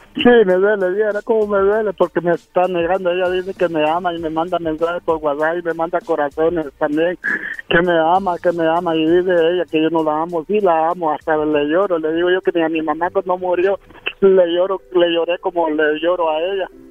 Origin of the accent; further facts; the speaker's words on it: El Salvador; moved away; yo soy del Salvador